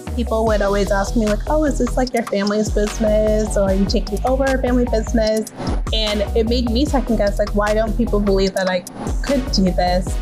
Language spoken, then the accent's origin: English; Toronto, Ontario, Canada; I'm 29 from Toronto, Ontario